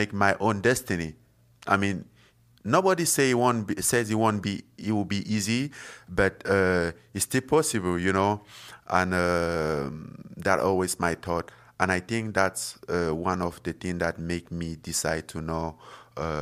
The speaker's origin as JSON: {"language": "English", "country": "Cameroon", "tie": "born or raised there", "moved": "as an adult", "said": "where I'm from Cameroon and from some small village"}